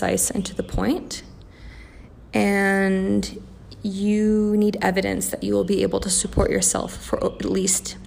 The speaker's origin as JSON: {"language": "English", "country": "Canada", "also_born_or_lived": "Australia", "moved": "yes", "lives_now": "Mexico", "said": "I'm Canadian"}